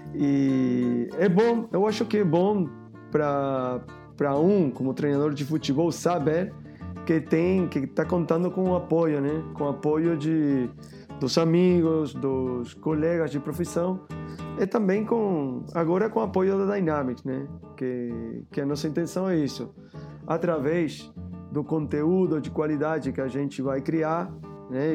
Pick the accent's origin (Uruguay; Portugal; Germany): Uruguay; Portuguese is a second language; moved away as an adult; also born or lived in Barcelona, Spain; now in Rio de Janeiro, Brazil; Eu sou uruguaio, mas eu morei muitos anos lá em Barcelona, né? 15 anos